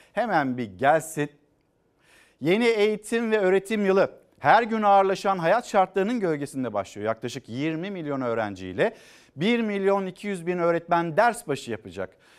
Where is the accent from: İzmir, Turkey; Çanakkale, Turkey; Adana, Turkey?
Çanakkale, Turkey; Bizim Çanakkale'de ben Çanakkale'liyim